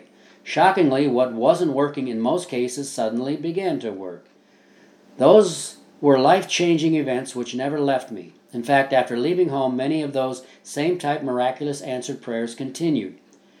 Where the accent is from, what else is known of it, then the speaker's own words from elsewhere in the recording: Midwest, United States; Also, growing up in the Midwest, my life experiences are almost as strange as Oz was to Dorothy.